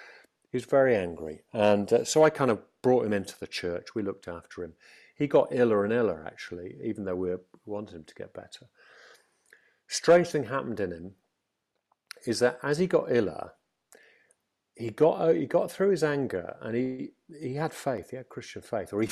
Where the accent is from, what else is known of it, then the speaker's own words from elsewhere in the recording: Stafford, West Midlands, United Kingdom; I was brought up in Stafford, a very secure home